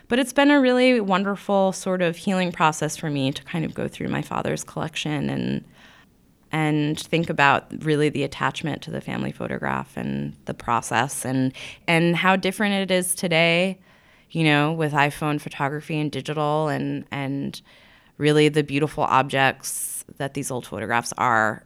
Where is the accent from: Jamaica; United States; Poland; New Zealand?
United States; Long Island, Nassau County, New York; also born or lived in Brooklyn, New York; now in Williamsburg, Brooklyn, United States; I grew up on Long Island